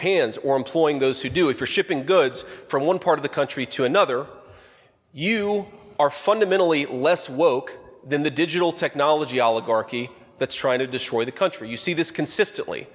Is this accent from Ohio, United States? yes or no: yes; Middletown, Ohio, United States; my hometown in Middletown, Ohio